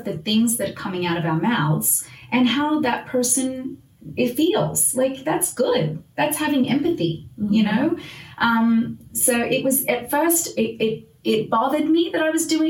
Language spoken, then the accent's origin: English; Australia; now in United States; as an Australian white mom. Like, I didn't grow up here